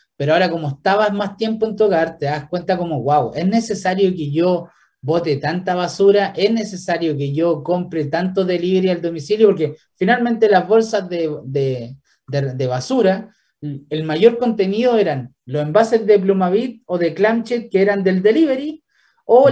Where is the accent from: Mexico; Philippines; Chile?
Chile; Villarrica, Araucanía; moved away; yo soy de Villarrica